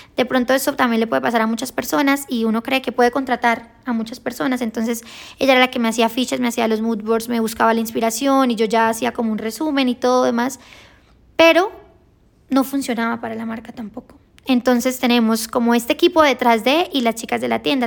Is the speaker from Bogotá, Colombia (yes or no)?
no; Girón, Santander, Colombia; Nosotros somos de Santander, de un municipio que se llama Girón